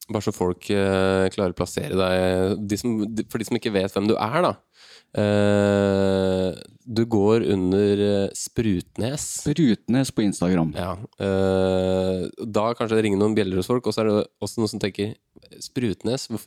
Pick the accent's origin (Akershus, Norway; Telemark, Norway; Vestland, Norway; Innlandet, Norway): Akershus, Norway; Bærum; Jeg er fra Bærum, vet du.